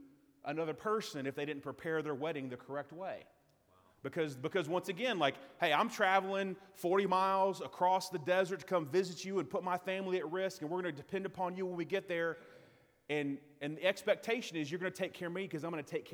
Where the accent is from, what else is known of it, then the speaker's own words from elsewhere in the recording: United States; as an American citizen